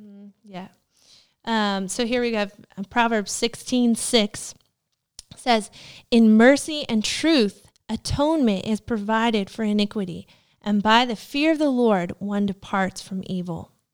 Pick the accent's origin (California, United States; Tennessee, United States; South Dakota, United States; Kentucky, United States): Tennessee, United States; moved away as an adult; we're originally from Tennessee